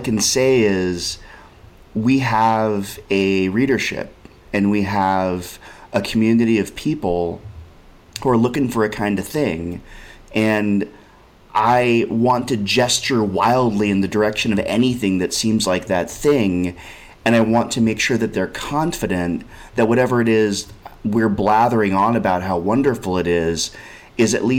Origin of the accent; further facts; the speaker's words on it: Berkeley, California, United States; now in New York, United States; I grew up in Berkeley and I live in New York.